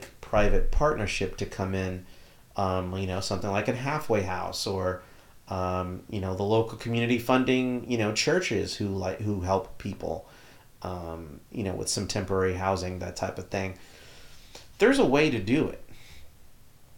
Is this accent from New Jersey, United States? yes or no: no; Texas, United States; as a Texan